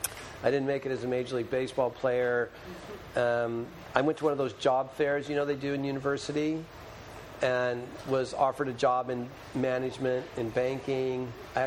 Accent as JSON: {"language": "English", "town": "Santa Ana", "region": "California", "country": "United States", "tie": "born or raised there", "said": "So I'm from Southern California, grew up in Orange County, if you know Disneyland or Newport Beach or those kinds of places, that's where I'm from, Santa Ana, California. Grew up in a kind of a culturally religious home in a very 1960s styled, very, very uber liberal United Methodist Church."}